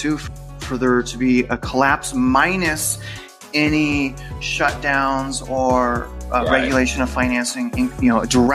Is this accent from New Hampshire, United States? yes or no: no; California, United States; now in Kingwood, United States; I'm from SoCal. SoCal, right, it's like $800,000.